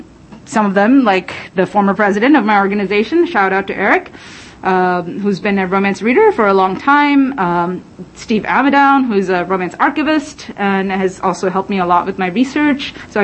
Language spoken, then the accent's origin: English; United Arab Emirates; When I was a young man, a teenager in, growing up in the Middle East, in the United Arab Emirates, somehow they were in their library shelves.